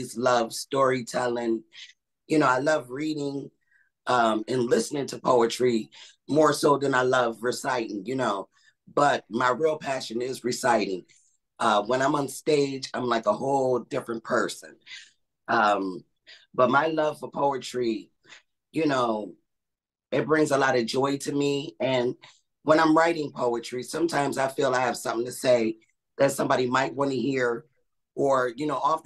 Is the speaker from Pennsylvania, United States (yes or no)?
no; Buffalo, New York, United States; I'm from Buffalo, New York